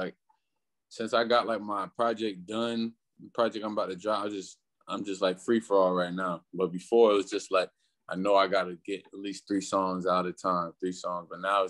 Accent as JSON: {"language": "English", "region": "Florida", "country": "United States", "tie": "born or raised there", "said": "You know, Florida's real different, man. Florida, especially with the music, like with the music in Florida is like it took some time for it to evolve"}